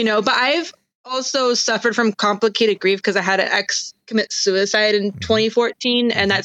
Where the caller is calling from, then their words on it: California, United States; I'm in the Bay Area